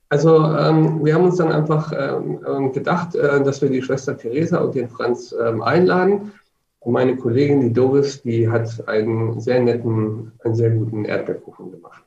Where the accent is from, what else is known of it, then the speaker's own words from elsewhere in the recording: Hanover, Lower Saxony, Germany; also born or lived in Magdeburg; now in Nuremberg, Germany; ich komme ursprünglich aus Hannover